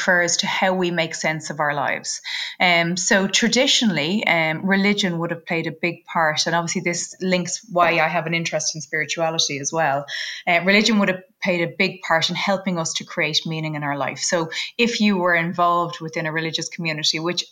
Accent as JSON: {"language": "English", "country": "Ireland", "said": "we're both Irish"}